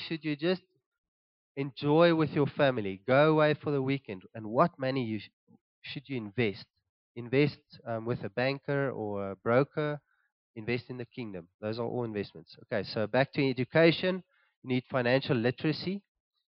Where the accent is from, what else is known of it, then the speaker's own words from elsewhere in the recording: Cape Town, Western Cape, South Africa; now in Gauteng, South Africa; we're originally from Cape Town